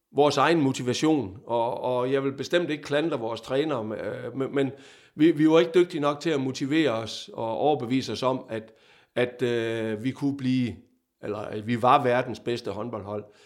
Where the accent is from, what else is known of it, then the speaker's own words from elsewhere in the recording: Vejle, Southern Denmark, Denmark; moved away as an adult; also born or lived in Odense / Fredericia; jeg er jo Vejle-dreng